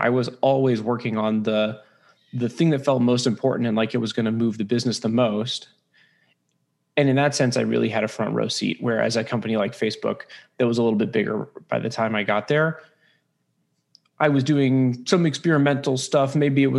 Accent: San Francisco, California, United States; I'm originally from San Francisco. I know that's weird. I'm one of the few. I grew up here

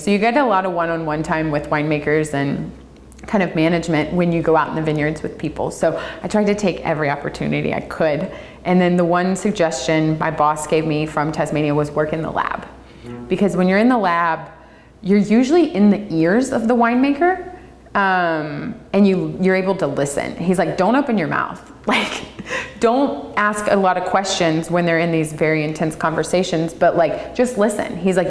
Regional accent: the South, United States; Growing up in the South, your community is everything.

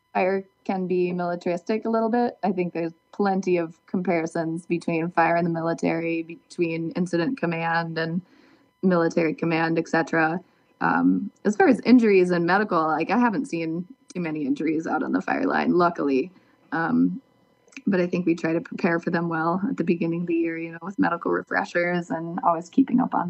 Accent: southwest Minnesota, United States; moved away; I grew up in Minnesota, but in the southwest corner

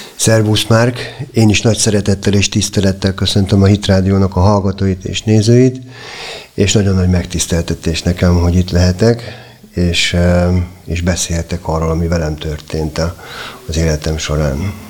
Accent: Budapest, Hungary; én a természet közelében nőttem fel a Hármastatárhegyen

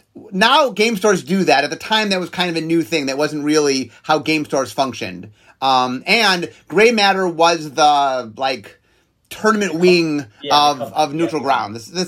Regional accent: Cleveland, Ohio, United States; we're both from Cleveland, Ohio.

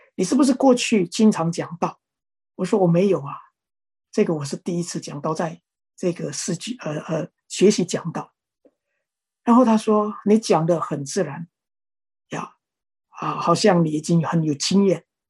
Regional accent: Indonesia; 我是印尼的

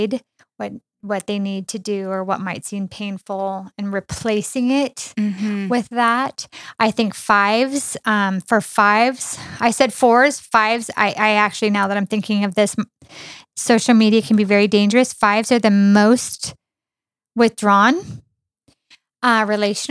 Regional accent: Mammoth Lakes, California, United States; now in Riverside, United States; I grew up in Mammoth. It's like a 6-hour drive to here. My grandparents lived here in Riverside where we currently live.

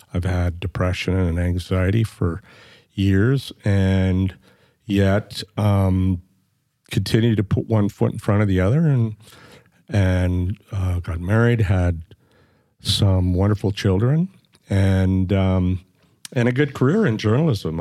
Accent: Flin Flon, Manitoba, Canada; now in Edmonton, Canada; I was born in Flin Flon, Manitoba, which is, uh, way north of Winnipeg and on the border of Saskatchewan, and it's a mining

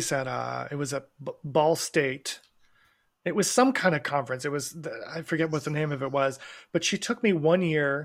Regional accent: Asheville, North Carolina, United States; I'm from Asheville, North Carolina

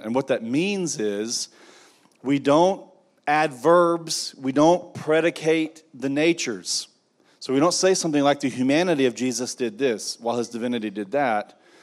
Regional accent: United States; I am an American, I'm very thankful for my country

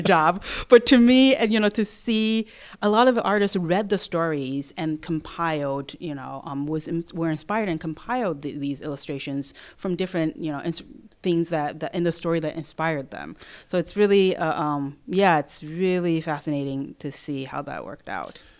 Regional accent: Taiwan; now in Memphis, United States; I'm from Taiwan

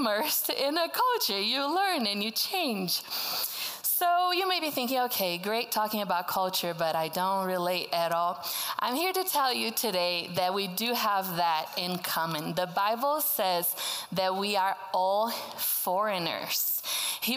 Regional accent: Brazil; first language Portuguese; English is a second language; moved away as an adult; now in United States; I was born and raised in Brazil, spoke Portuguese my whole life. That's why I talk like this, have a little accent.

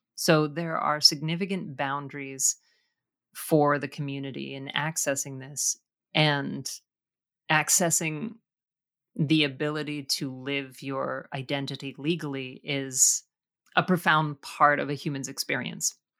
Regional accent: Canada; It is an interesting thing with Canadian culture that we, I think, are more careful about what we project into the world

